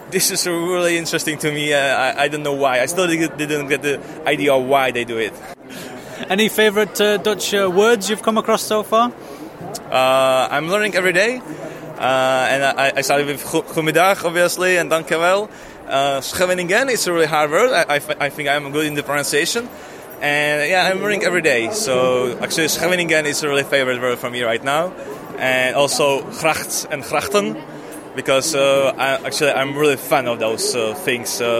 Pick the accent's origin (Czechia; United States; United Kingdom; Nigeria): Czechia; now in Netherlands; I'm from Czech Republic.